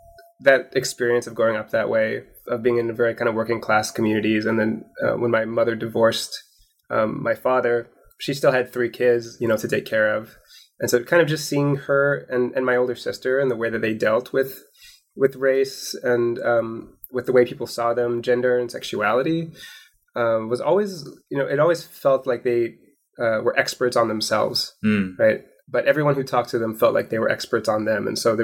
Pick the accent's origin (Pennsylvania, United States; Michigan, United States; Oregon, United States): Oregon, United States; Portland; born there; I was born in Portland, Oregon, and my family was my mother was from Hawaii, and my sister was also born in Hawaii